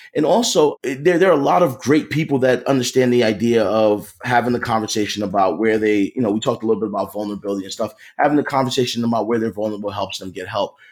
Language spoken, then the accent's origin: English; Philadelphia, Pennsylvania, United States; I grew up in Philly